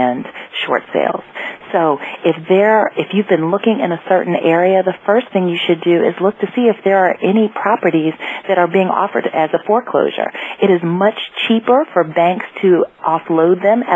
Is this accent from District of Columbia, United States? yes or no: yes; Washington, District of Columbia, United States; I'm from the Washington, D.C. area